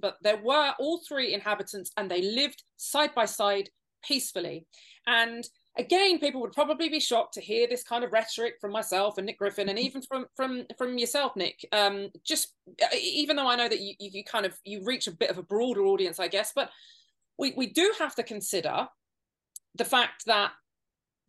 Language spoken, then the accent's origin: English; United Kingdom; our country